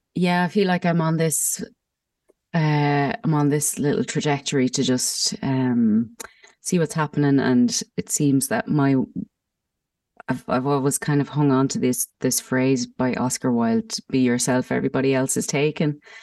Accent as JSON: {"language": "English", "town": "Mullingar", "region": "Leinster", "country": "Ireland", "moved": "as an adult", "lives_now": "Germany", "said": "I'm from Meath as well, Mullingar"}